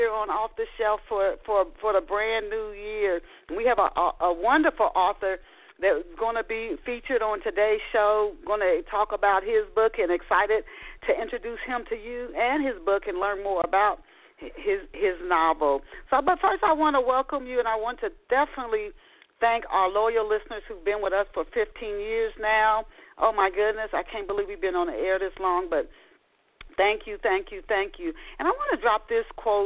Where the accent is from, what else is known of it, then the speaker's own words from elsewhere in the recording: Tennessee, United States; also born or lived in Dayton, Ohio; I didn't grew up in later in Tennessee